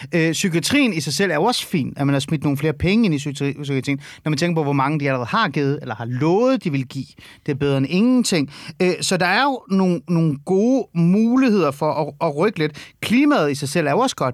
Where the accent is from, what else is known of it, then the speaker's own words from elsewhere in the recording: North Zealand, Capital Region of Denmark, Denmark; jeg er vokset op i Nordsjælland.